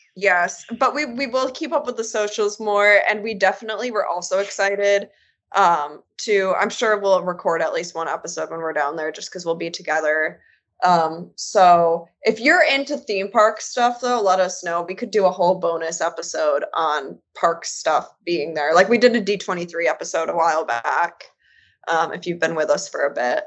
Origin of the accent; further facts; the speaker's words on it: Michigan, United States; also born or lived in North Carolina; now in Indiana, United States; I'm originally from Michigan